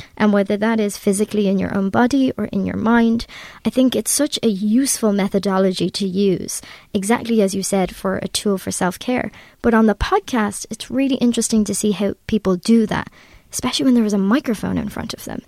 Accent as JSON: {"language": "English", "country": "Ireland", "said": "I'm Irish"}